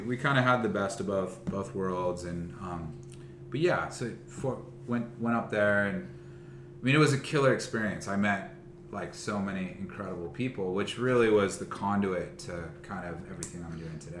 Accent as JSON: {"language": "English", "town": "Westlake Village", "region": "California", "country": "United States", "tie": "born or raised there", "also_born_or_lived": "Burbank, California", "said": "my community was rather small growing up in West like Thousand Oaks."}